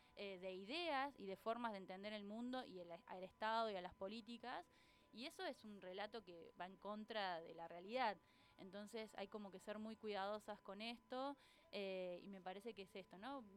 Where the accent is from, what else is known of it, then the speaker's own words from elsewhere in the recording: Córdoba, Argentina; moved away as an adult; now in Tandil, Argentina; no soy de por estos pagos, nací en Córdoba. Este, en Córdoba Capital